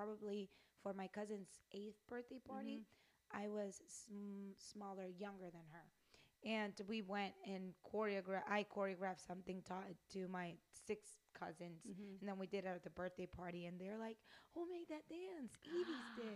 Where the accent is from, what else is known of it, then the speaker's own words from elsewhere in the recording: Dominican Republic; I am from the Dominican Republic